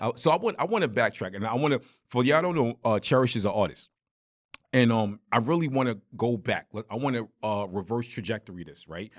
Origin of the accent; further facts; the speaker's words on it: New York, United States; me growing up in New York